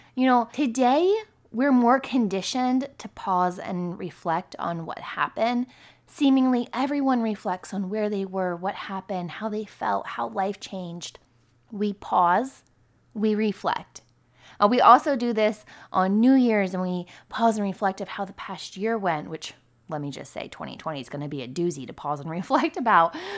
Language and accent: English; near Camp David, about an hour west of DC, Maryland, United States; My hometown was really close to Camp David as well, and we're about an hour west of D C.